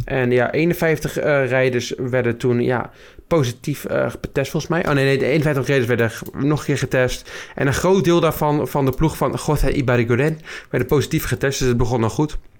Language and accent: Dutch; Friesland, Netherlands; moved away; Ik kom godverdomme uit Friesland